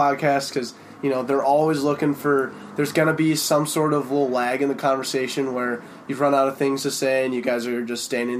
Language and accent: English; Denver, Colorado, United States; I'm the oldest of five. I'm from Denver.